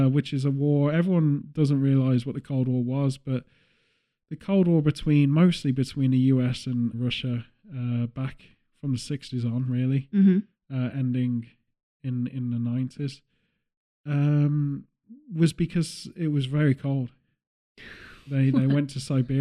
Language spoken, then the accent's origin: English; England, United Kingdom; as a British person